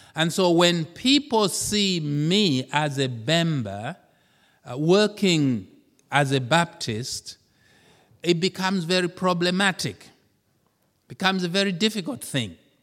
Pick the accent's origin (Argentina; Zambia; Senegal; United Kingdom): Zambia; moved away; I come from Zambia